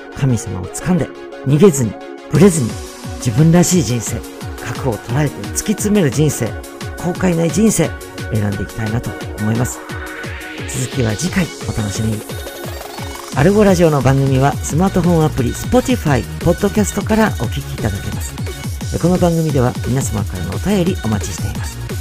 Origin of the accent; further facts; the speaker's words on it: Natori, Miyagi, Japan; moved away as an adult; also born or lived in Tokyo; 私自身が宮城県出身で、えー、まあ、東北の出身なんですけれども